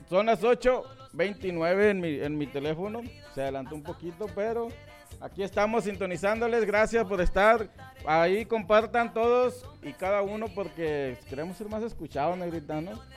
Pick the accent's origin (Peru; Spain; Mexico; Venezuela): Mexico; Sonora; estoy en la pura línea de de Sonora, Sinaloa, criado en Sonora